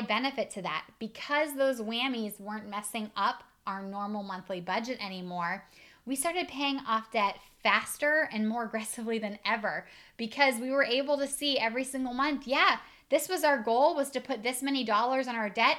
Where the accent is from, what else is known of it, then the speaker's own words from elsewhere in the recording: Northeast Ohio, United States; I'm from Northeast Ohio.